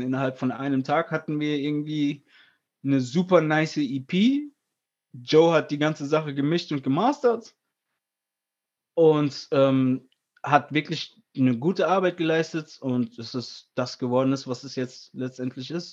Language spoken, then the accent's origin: German; Friedberg, Hesse, Germany; weil wir sind aus Hessen, weißt du, ich meine, ich bin ursprünglich aus Friedberg